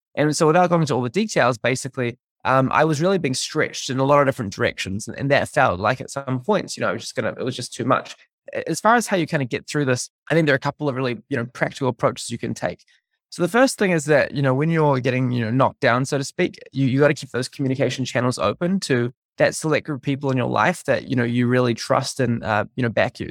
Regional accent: New Zealand; moved away as an adult; growing up in New Zealand, uh, until I was fourteen

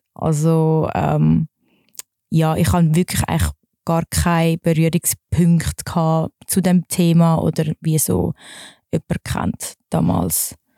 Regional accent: Wallisellen, Zurich, Switzerland; also born or lived in Dübendorf; Ich bin in Wallisellen slash Dübendorf aufgewachsen.

